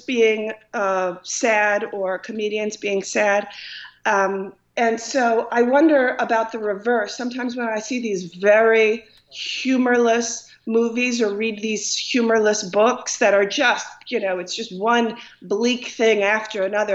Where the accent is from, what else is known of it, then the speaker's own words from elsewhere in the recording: Dix Hills, New York, United States; now in Long Island, United States; I was born uh, and raised in Long Island, and um, in Dix Hills